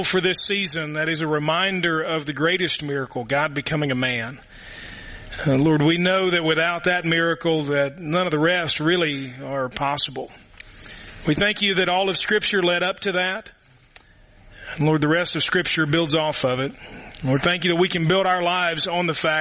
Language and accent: English; Louisville, Kentucky, United States; now in Murray, United States; We had a neighborhood when I grew up in Louisville